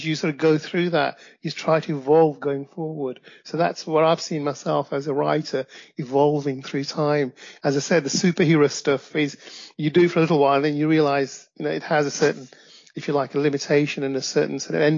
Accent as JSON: {"language": "English", "region": "Midlands", "country": "United Kingdom", "tie": "born or raised there", "also_born_or_lived": "Pakistan", "said": "I live in the UK. I'm in my late 50s, and I came to the UK from Pakistan when I was about 7. Got raised, went to the Midlands here in the UK, educated, and went to university."}